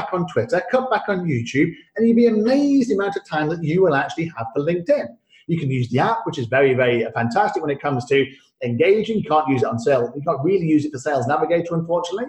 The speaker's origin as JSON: {"language": "English", "country": "United Kingdom", "moved": "yes", "lives_now": "Singapore", "said": "my old passport, which I obviously had to renounce for the British passport"}